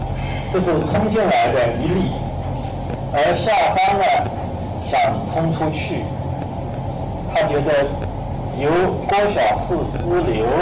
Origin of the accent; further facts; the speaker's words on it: China; 因为我们中国人的文化资源太少